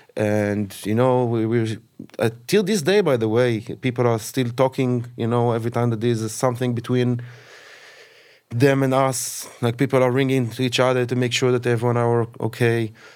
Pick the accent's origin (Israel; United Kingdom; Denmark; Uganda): Israel; Kfar Aza, Southern District; I've born and raised in Kfraza.